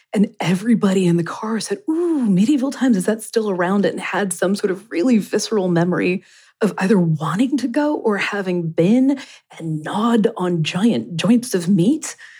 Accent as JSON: {"language": "English", "region": "Kentucky", "country": "United States", "tie": "born or raised there", "said": "I grew up in Kentucky"}